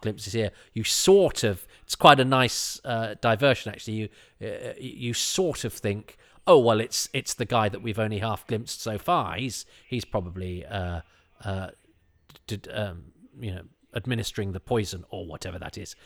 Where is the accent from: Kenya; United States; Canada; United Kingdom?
United Kingdom; the Midlands, England; I'm from the Midlands